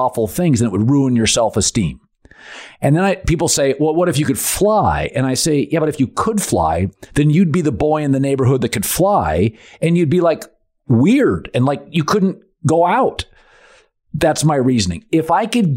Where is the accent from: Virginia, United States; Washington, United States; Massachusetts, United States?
Washington, United States; Seattle; I'm from Seattle